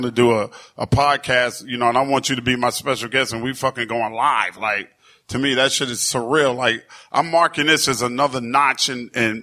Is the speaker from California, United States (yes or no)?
no; New York City, New York, United States; also born or lived in Brooklyn, New York; I grew up in Queens, New York, in New York City